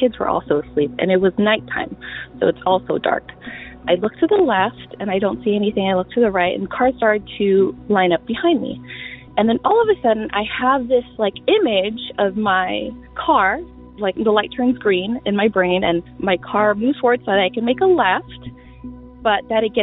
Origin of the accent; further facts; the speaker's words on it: Long Beach, California, United States; I'm from Long Beach, California